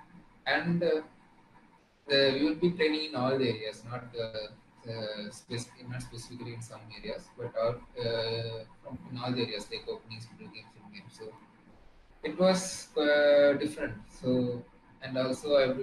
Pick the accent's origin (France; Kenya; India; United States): India; Tamil Nadu; I came all the way from Tamil Nadu